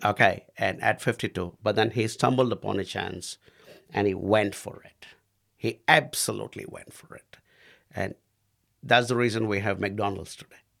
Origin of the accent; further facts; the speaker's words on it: India; moved away as an adult; now in New Zealand; I was the only Indian bloke at, uh, the Wananga